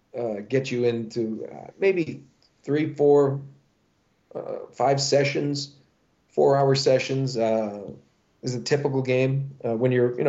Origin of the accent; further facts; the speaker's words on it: United States; I'm probably American by birth, but British by inclination. I mean, my family is actually Scottish, Welsh, and English